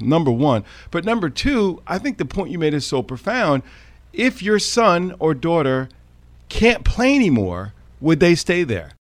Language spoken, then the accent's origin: English; Westchester County, New York, United States; growing up playing lacrosse in Westchester County early on, where you could not buy a stick in my town